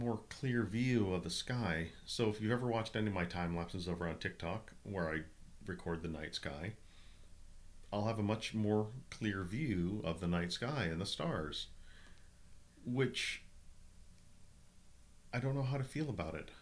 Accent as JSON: {"language": "English", "region": "Minnesota", "country": "United States", "tie": "born or raised there", "moved": "yes", "lives_now": "Southern California, United States", "said": "growing up in Minnesota"}